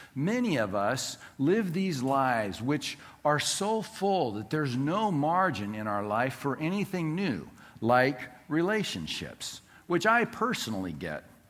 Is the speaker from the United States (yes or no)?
yes; Southern California, United States; Growing up in Southern California, our house property was uh, bordered by two different neighbors